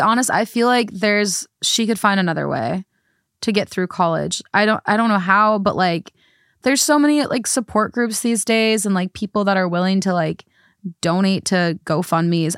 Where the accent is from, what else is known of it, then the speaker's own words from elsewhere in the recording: United States; I'm from America